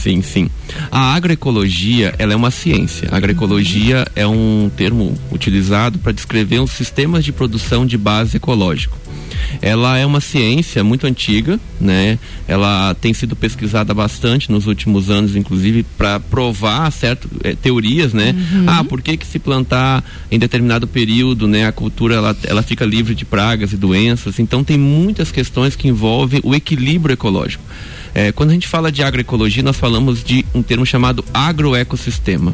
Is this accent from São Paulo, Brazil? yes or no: no; Espírito Santo, Brazil; moved away as an adult; now in Lages, Brazil; eu sou capixaba